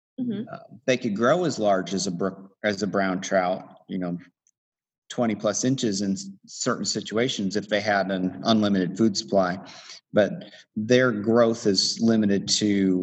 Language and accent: English; Illinois, United States; also born or lived in Tennessee; now in Townsend, United States; I grew up in Illinois and then moved down here and started fishing once I got here in Tennessee.